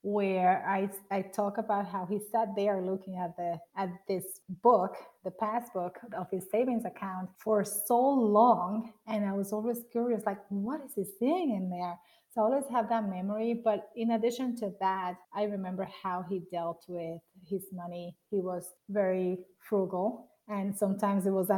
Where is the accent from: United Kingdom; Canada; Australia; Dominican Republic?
Dominican Republic; Punta Cana, La Altagracia; I grew up in the Dominican Republic. I was born in the area of Punta Cana